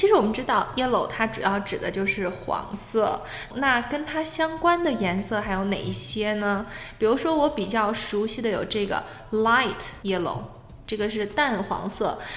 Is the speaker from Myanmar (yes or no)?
no; China; 我们作为中国人嘛，我们都属于黄种人